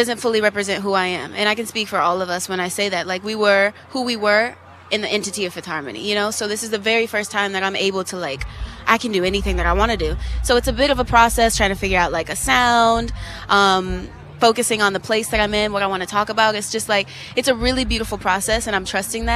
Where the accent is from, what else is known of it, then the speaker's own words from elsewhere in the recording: New Orleans, Louisiana, United States; I'm originally from New Orleans